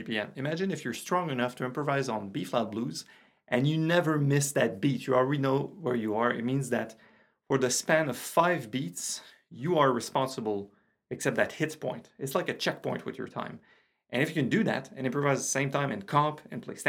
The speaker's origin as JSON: {"language": "English", "country": "Canada", "second_language": "English", "said": "I'm French Canadian."}